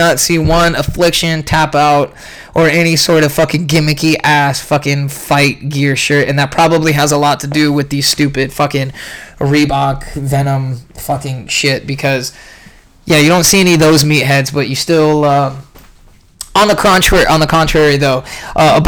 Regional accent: San Jose, California, United States; now in Arizona, United States; I grew up in San Jose

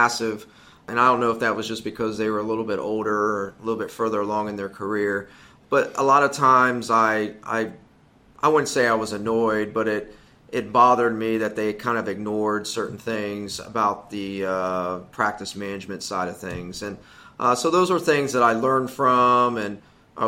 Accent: Ohio, United States; moved away as an adult; also born or lived in Oklahoma / Greenville, South Carolina; we're both from Ohio originally

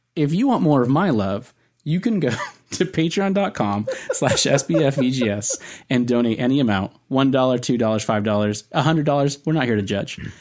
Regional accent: Southern California, United States; accent: Southern California; my Southern California accent.

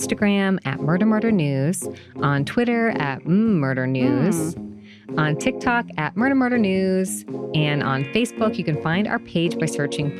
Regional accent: United States; I'm American. Thank you for having me in your country right now.

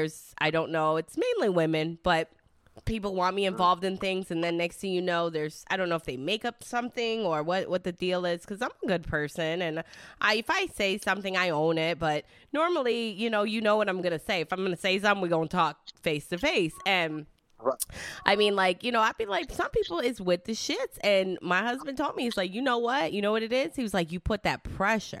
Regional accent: Detroit, Michigan, United States; first language Italian; English is a second language; I am from Detroit

